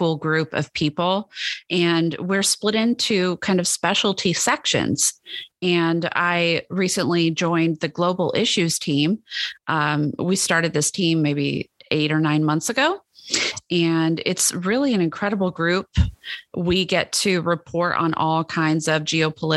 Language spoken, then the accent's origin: English; Dallas, Texas, United States; I'm from Dallas, Texas